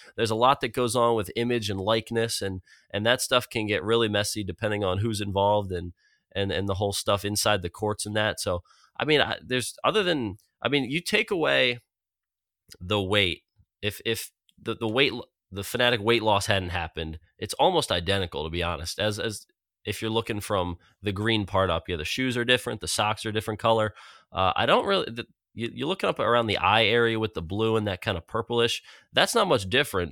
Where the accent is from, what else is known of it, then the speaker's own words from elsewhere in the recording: Philadelphia, Pennsylvania, United States; my hometown team